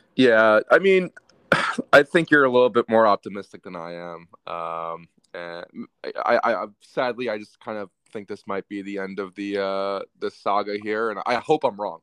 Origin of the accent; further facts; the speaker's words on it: United States; as an American